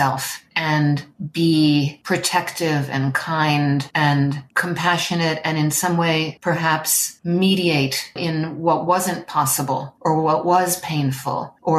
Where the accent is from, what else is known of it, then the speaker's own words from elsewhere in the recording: New York City, New York, United States; I was born in New York City.